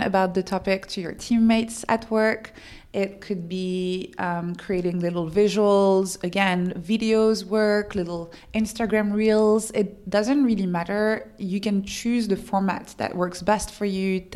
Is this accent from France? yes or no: yes; France; English is a second language; I'm French